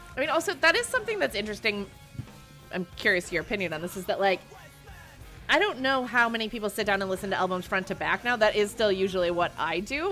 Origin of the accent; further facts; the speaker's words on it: Ireland; I'm Irish.